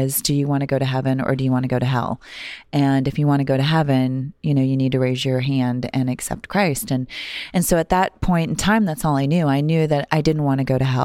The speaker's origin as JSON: {"language": "English", "town": "Cooperstown", "region": "North Dakota", "country": "United States", "tie": "born or raised there", "said": "I grew up in Cooperstown, North Dakota, and had a really sweet childhood, just a small town"}